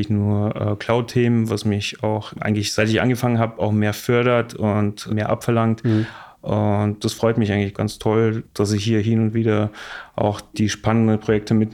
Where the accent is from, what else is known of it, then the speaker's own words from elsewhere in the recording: Bosnia & Herzegovina; now in Munich, Germany; Ich komme aus Bosnien, lebe jetzt seit anderthalb Jahren in München